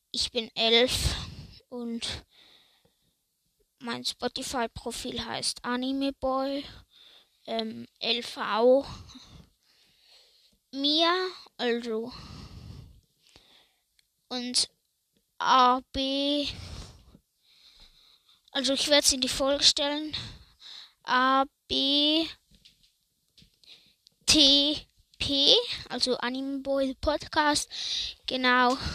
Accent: Switzerland; ich komme aus der Schweiz, genau zu sein.

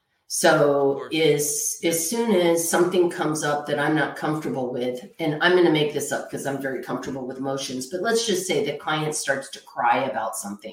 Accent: Texas, United States; I grew up in Texas. So like maybe cowboys don't cry, right?

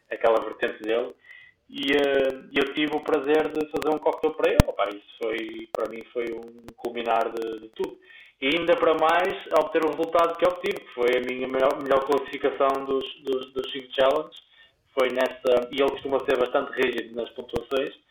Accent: Guimarães, Braga, Portugal; now in Porto, Portugal; na minha cidade natal, em Guimarães.

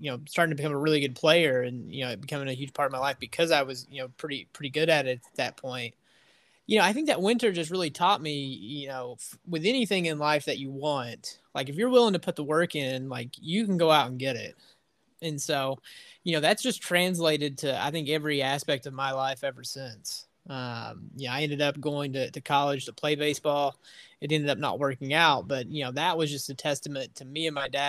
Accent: near the Kentucky border and Bristol, southwest Virginia, United States; accent: southern twang; I'm on the complete opposite side of the state of Virginia of you. I'm right on the Kentucky border. So I don't know if you can hear my southern twang. It tends to pop out after I go back home for a couple days

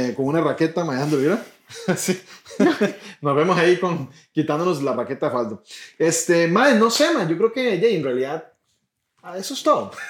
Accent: Puntarenas, Costa Rica; yo soy de Punta Arenas

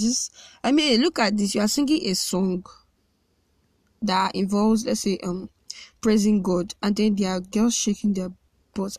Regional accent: Nigeria; I love being a Nigerian

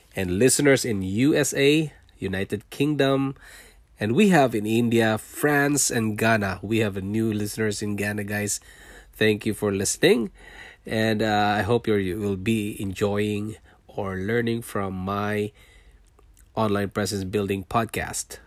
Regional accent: Philippines; moved away as an adult; also born or lived in Singapore; now in Canada

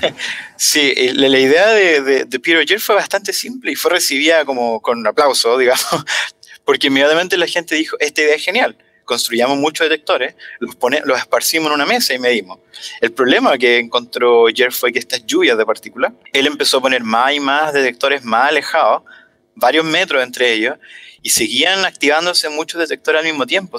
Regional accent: Talca, Maule, Chile; moved away; Yo soy de Talca

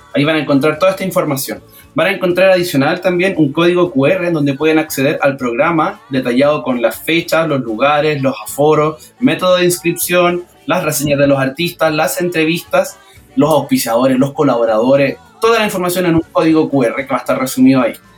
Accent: Quilpué, Valparaíso, Chile; moved away; also born or lived in Peña Blanca / La Ligua / Santiago; yo, nací en Quilpué, viví en Peña Blanca, mis abuelos son de Villa Alemana, y, lo más curioso es que yo viví en la Ligua

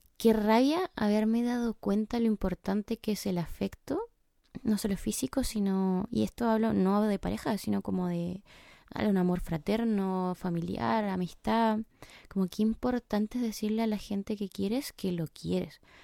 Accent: Chile; moved away as an adult; also born or lived in England; now in United Kingdom; Soy chilena, tengo 26 años y en exactamente dos días más voy a estar cumpliendo 7 meses de haber estado viviendo en Inglaterra.

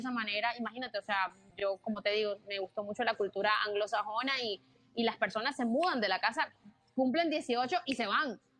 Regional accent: Caribbean coast, Colombia; pero es de Colombia, ¿ya? Y es de la costa, de donde yo soy también.

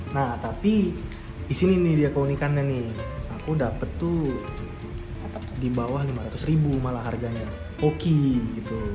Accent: Surabaya, East Java, Indonesia; dulu pas SD karena aku SD di Surabaya dulu tuh anak seumuran umur dari sekitar berapa ya 10 bahkan sampai anak kuliahan tuh banyak yang naik sepeda dulu

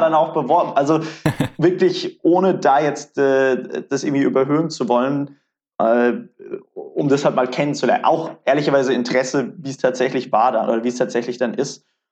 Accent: Karlsruhe, Baden-Württemberg, Germany; also born or lived in Mannheim; ich komme ursprünglich aus Karlsruhe

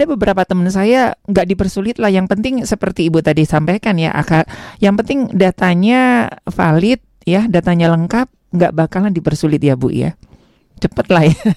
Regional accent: Tasikmalaya, West Java, Indonesia; Saya Jawa Barat, saya Tasik.

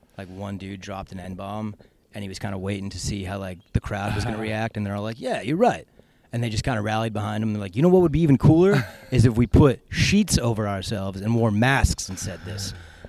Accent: Valencia, California, United States; born or raised there; also born or lived in Connecticut; now in Austin, United States

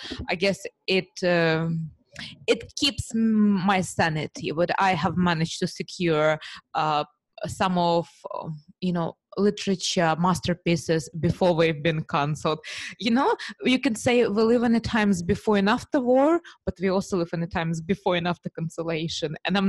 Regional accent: United Kingdom; being superficial British woman, I only have heard about Milan Fashion Week.

